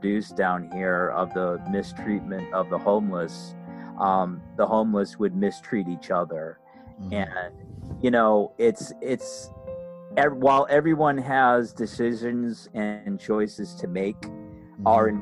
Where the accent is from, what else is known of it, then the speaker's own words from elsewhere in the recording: Massachusetts, United States; moved away as an adult; now in Florida, United States; I'm originally up from Massachusetts